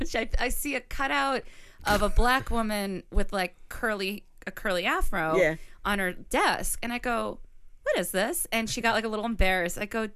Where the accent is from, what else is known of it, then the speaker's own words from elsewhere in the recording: Chicago, Illinois, United States; now in New York, United States; I was here first in New York. I came from Chicago.